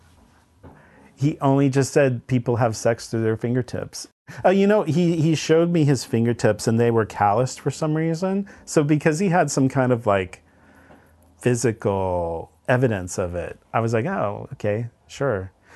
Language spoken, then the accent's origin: English; Derby, Kansas, United States; also born or lived in Salzburg, Austria; I grew up in Derby, Kansas, which is a suburb of Wichita, Kansas